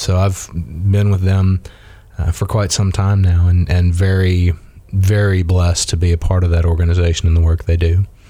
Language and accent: English; South Mississippi, United States; moved away as an adult; also born or lived in Muskogee, Oklahoma / Tallahassee, Florida / Pensacola, Florida / Tennessee; now in Dothan, United States; I grew up in South Mississippi